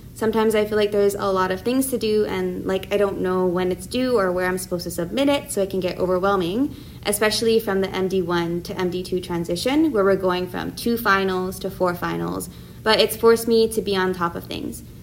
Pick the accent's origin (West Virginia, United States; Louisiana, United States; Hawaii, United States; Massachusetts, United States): Hawaii, United States; Oahu; also born or lived in San Diego; I was born here on Oahu and graduated from Kamehameha High School in 2014